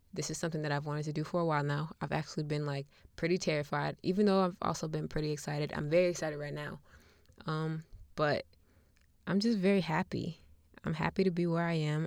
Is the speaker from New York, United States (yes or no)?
yes; Buffalo, New York, United States; now in Charlotte, United States; I'm from Buffalo, New York, even though I currently live in Charlotte, North Carolina